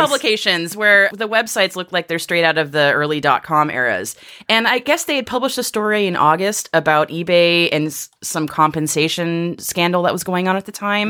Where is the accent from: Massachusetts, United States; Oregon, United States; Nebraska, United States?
Massachusetts, United States; the spirit of America, A K A Massachusetts, my home state.